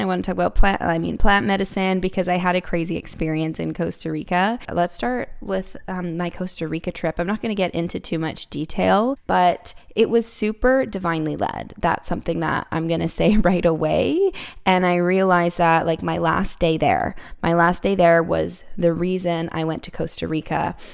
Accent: Vancouver, British Columbia, Canada; I'm from Vancouver

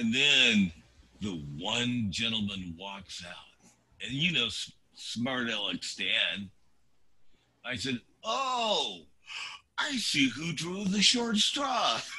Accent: California, United States; moved away as an adult; now in Oregon, United States; I grew up in California and lived much of my life there until I came to Oregon uh, about 2000

